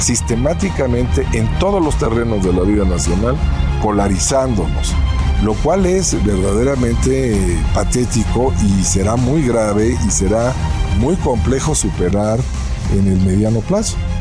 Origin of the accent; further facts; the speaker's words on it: Mexico; Somos mexicanos en clave tojolabal